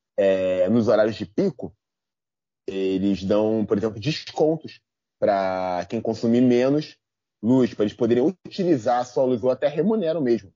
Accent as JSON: {"language": "Portuguese", "town": "São João de Meriti", "region": "Rio de Janeiro", "country": "Brazil", "said": "Eu sou de São João de Meriti"}